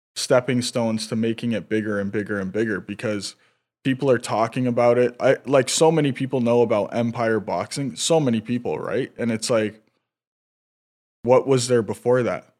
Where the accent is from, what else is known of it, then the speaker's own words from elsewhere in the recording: North Vancouver, British Columbia, Canada; Oh, me too.